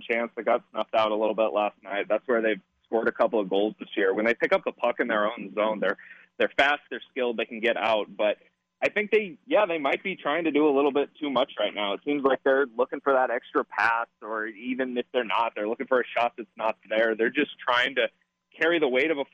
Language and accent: English; Arizona, United States; I grew up in Arizona as a Coyotes fan